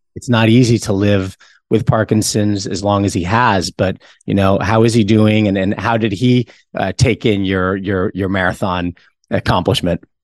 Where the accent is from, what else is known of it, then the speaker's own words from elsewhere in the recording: New York, United States; I'm a New Yorker